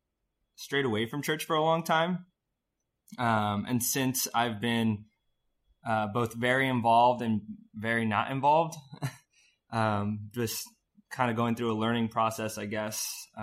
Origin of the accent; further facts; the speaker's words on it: Fort Myers, Florida, United States; now in Springfield, United States; I'm from Fort Myers, Florida. I moved to Springfield a couple years after I graduated high school.